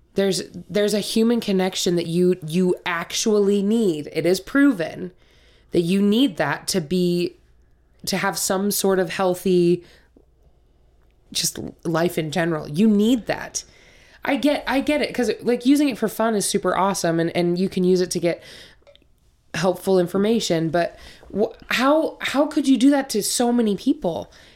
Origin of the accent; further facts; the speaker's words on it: Montana, United States; moved away; also born or lived in Utah; I'm originally from Montana.